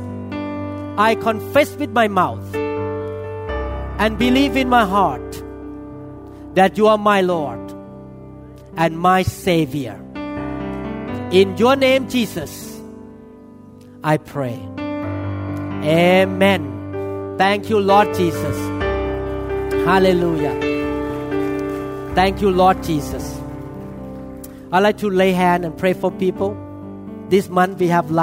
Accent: Thailand; moved away; I used to worship elephant God because I was growing up in Thailand

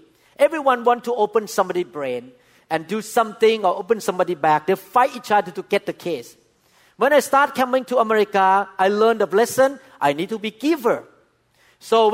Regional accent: Thailand; English is a second language; moved away as an adult; now in United States; I'm a Thai doctor

